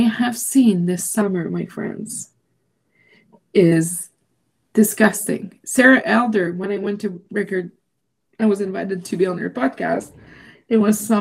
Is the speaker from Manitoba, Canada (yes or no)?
no; Quebec, Canada; first language French; English is a second language; now in Alberta, Canada; I was born in Quebec. My first language is French.